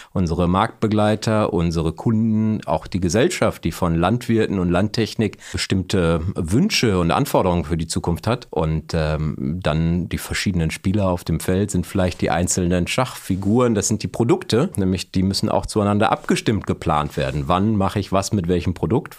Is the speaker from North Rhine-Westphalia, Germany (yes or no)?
yes; Bielefeld, North Rhine-Westphalia, Germany; also born or lived in Aachen; komme gebürtig aus der Region, aus Bielefeld, bin also Ostwestfale, regional nicht besonders weit gekommen.